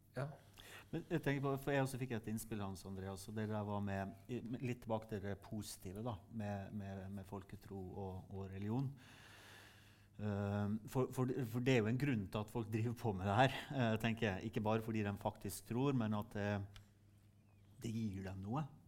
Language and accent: Norwegian; Sunnmøre, Møre og Romsdal, Norway; Der jeg kommer fra på Sunnmøre